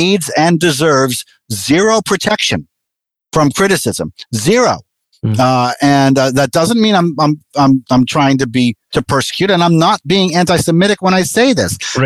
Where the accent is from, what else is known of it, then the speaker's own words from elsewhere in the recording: Massachusetts, United States; I was born in Massachusetts